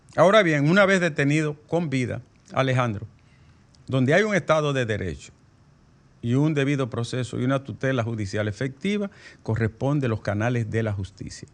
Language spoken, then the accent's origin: Spanish; Bonao, Monseñor Nouel, Dominican Republic; mi pueblo, Bonao